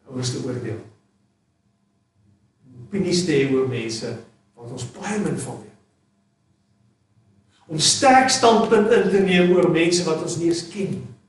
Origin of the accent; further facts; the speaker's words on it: South Africa; maar as Suid-Afrikaners is ons ongelooflik